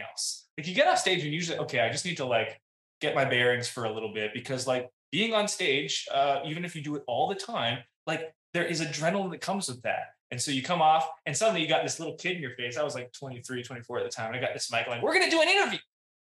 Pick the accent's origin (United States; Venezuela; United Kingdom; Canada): Canada; I'm Canadian.